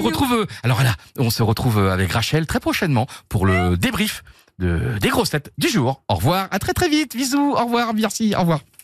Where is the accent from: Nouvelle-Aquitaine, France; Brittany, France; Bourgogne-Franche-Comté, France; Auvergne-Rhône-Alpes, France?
Brittany, France; Côtes-d'Armor, northern; moved away; Il vient des Côtes d'Armor comme moi, Bretagne Nord